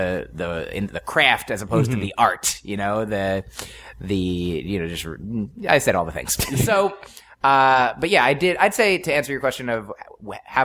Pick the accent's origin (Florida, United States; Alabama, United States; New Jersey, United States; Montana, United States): New Jersey, United States; moved away; also born or lived in Boston, Massachusetts; I'm from New Jersey originally.